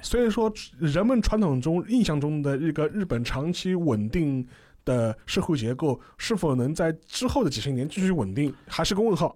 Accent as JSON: {"language": "Chinese", "country": "China", "said": "我们中国人"}